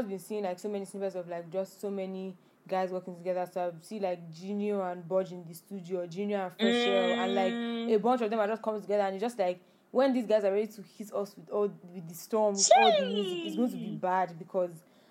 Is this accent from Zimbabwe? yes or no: no; Nigeria; accent: Nigerian; You know, I have my normal Nigerian accent.